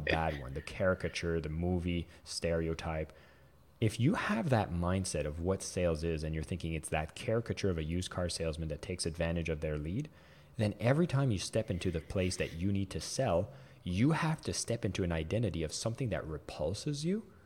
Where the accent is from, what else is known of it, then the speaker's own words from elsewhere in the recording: Canada; I am French Canadian